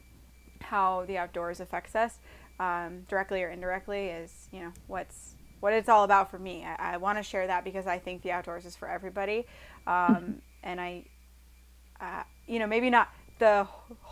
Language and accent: English; Iowa, United States; him and I are from Iowa